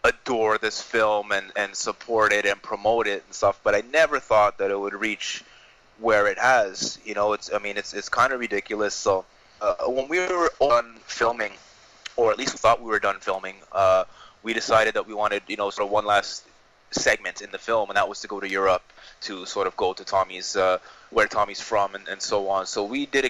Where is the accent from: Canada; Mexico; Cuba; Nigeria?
Canada; I'm Canadian